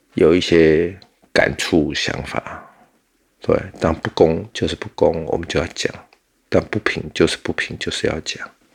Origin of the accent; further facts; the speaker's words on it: Taiwan; 我们台湾人